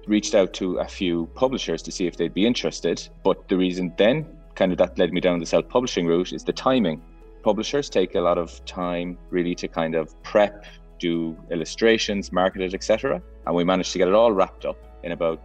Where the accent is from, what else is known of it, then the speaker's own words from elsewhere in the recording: Cork, Munster, Ireland; I'm from Cork City